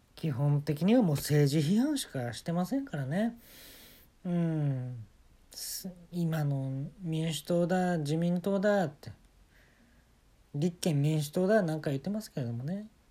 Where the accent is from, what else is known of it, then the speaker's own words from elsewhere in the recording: Kyoto, Japan; 私もあのー、京都で生まれ育ったもんですから